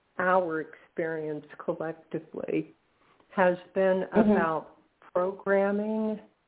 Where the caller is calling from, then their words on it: Florida, United States; calling from Florida.